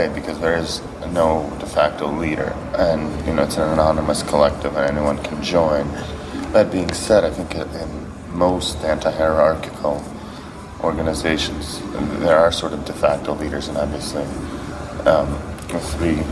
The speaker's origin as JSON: {"language": "English", "region": "Moscow", "country": "Russia", "tie": "born or raised there", "moved": "yes", "said": "I grew up in Moscow"}